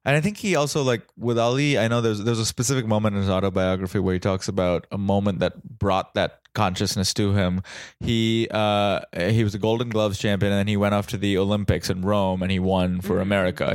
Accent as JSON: {"language": "English", "town": "Mumbai", "region": "Maharashtra", "country": "India", "tie": "born or raised there", "moved": "yes", "lives_now": "United States", "said": "I grew up in Mumbai in India"}